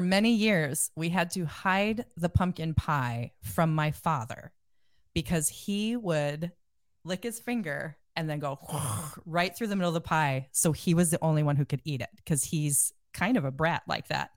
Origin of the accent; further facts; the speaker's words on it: Iowa, United States; I'm from Iowa